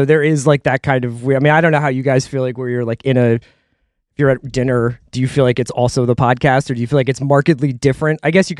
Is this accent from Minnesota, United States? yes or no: no; Philadelphia, Pennsylvania, United States; moved away as an adult; also born or lived in New York; now in Los Angeles, United States; I grew up in Philly